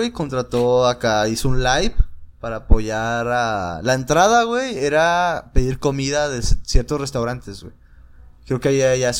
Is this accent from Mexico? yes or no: yes; Monterrey, Nuevo León, Mexico; No somos de Monterrey.